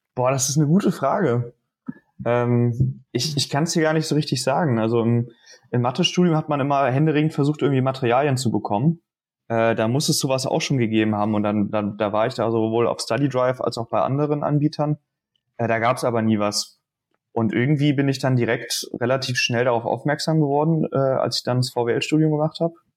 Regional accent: Dresden, Saxony, Germany; now in Münster, Germany; komme gebürtig aus Dresden

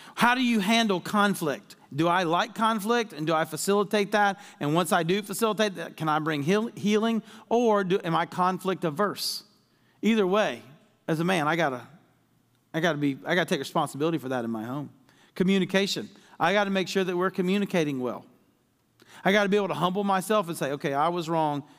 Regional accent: Deep South, United States; I was raised in the Deep South

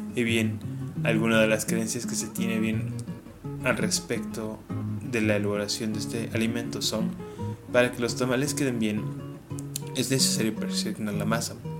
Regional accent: Mexico; el tamal va a seguir siendo parte de nuestra dieta como mexicanos

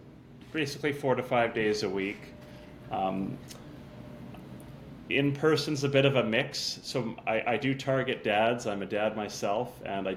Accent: North Vancouver, British Columbia, Canada; moved away as an adult; now in Sherwood Park, Canada; So I'm born and raised in North Vancouver, and we moved here to Sherwood Park 5 years ago, July 2018.

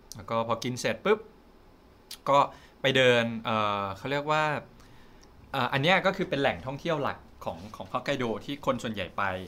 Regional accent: Thailand; เราเป็นคนไทย

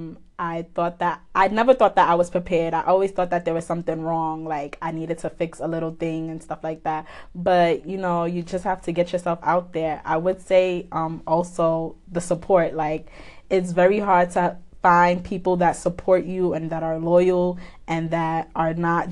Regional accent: New York City, New York, United States; I'm from Brooklyn, East Flatbush to be exact

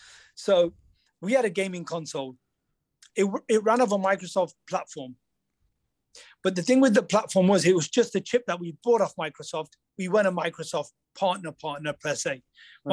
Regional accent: India; When somebody asks me who I am, where I'm from India.

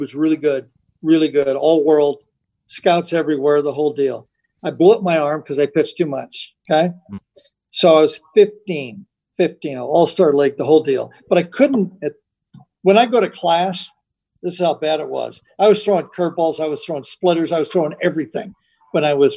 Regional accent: Garden Grove, California, United States; also born or lived in Riverside, California; We moved from Garden Grove, California to Riverside

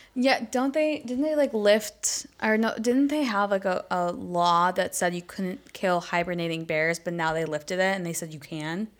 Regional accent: Buffalo, New York, United States; I'm from the seven one six

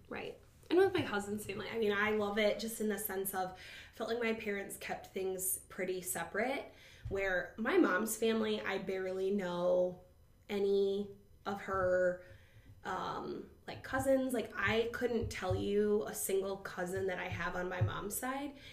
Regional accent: Toledo, Ohio, United States; I was born in Toledo

